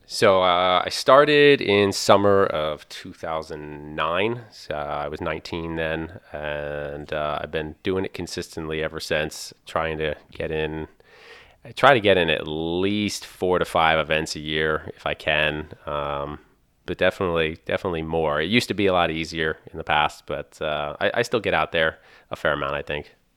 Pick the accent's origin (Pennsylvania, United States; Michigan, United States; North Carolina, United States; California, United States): Pennsylvania, United States; I come from Pennsylvania